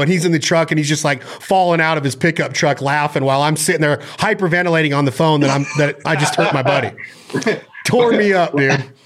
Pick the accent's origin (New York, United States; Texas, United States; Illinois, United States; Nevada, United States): Nevada, United States; from where I'm from, I'm from Nevada.